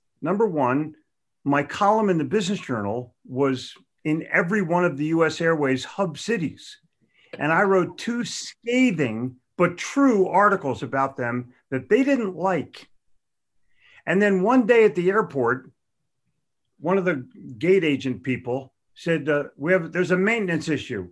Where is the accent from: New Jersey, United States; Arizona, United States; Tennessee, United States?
New Jersey, United States; Haddonfield; moved away; also born or lived in Philadelphia / Charlotte; I grew up in Haddonfield, New Jersey, where we had a grammar lesson in high school